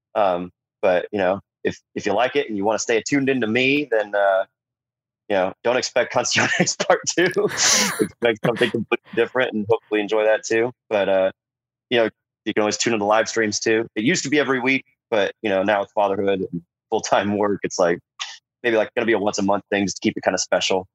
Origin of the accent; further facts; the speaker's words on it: San Diego, California, United States; growing up in San Diego